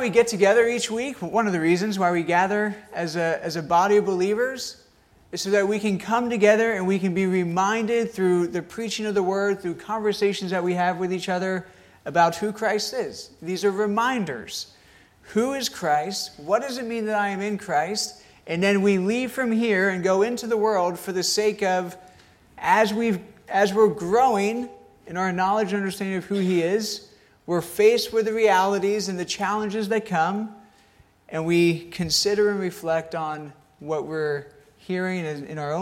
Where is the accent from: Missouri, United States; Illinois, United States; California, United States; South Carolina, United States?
South Carolina, United States; I grew up in South Carolina